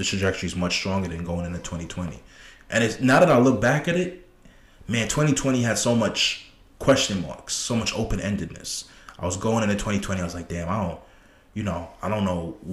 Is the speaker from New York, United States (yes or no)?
yes; New York City, New York, United States; I was born in Brooklyn. I was born in Brooklyn, Flatbush